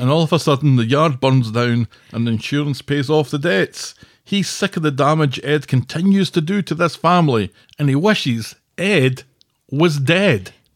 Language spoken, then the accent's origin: English; Scotland, United Kingdom; moved away; I'm Scottish.